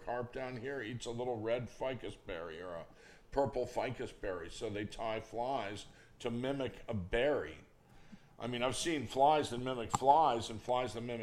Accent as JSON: {"language": "English", "town": "Palm Beach", "region": "Florida", "country": "United States", "tie": "born or raised there", "said": "I grew up in Palm Beach in the 60s and early 70s"}